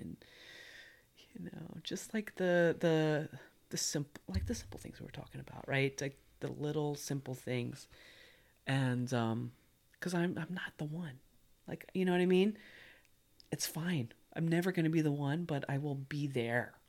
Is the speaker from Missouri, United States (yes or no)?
yes; Missouri, United States; I grew up in Missouri